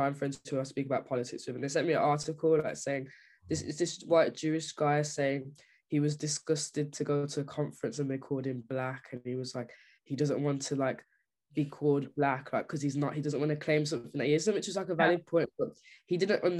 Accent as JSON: {"language": "English", "country": "United Kingdom", "said": "as a Brit."}